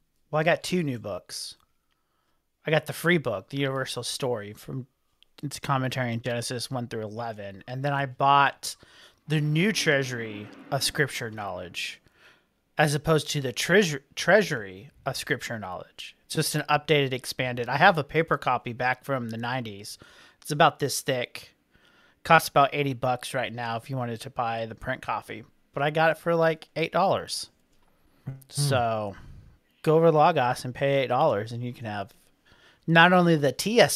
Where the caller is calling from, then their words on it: Louisville, Kentucky, United States; I'm watching from Louisville, Kentucky.